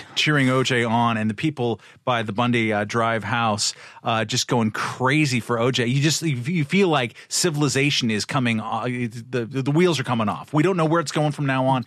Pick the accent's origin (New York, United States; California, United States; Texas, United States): California, United States; Southern; moved away as an adult; also born or lived in Eastern Europe; a native Southern Californian